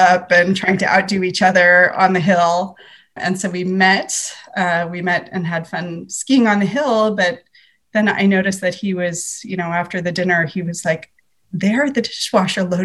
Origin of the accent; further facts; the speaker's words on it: San Francisco Bay Area, California, United States; I'm from the San Francisco Bay Area.